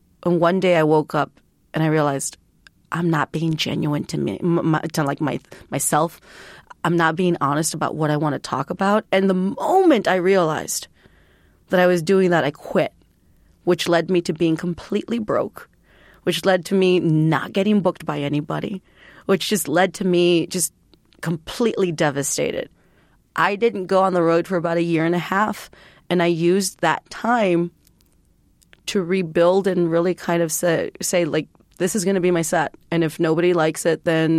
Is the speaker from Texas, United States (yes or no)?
yes; Texas, United States; born there; I was born in Texas, but because my mom spent so much time being undocumented trying to become a legal resident, I become what my mom is.